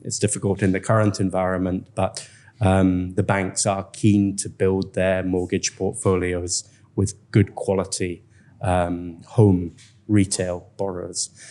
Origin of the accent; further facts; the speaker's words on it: Scotland, United Kingdom; moved away as an adult; now in Vietnam; a Scotsman